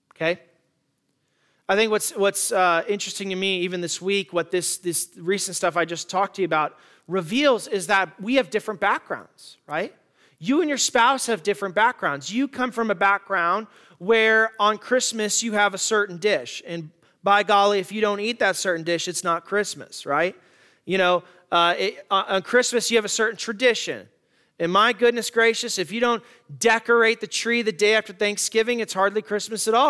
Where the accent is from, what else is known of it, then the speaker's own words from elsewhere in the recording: Tucson, Arizona, United States; In my hometown of Tucson, there are the Catalina Mountains